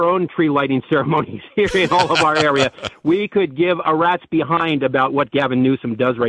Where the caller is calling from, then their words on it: San Bernardino County, California, United States; I'm calling you from San Bernardino County, which is the biggest county in California and the biggest geographical county of any county in the United States, of any state.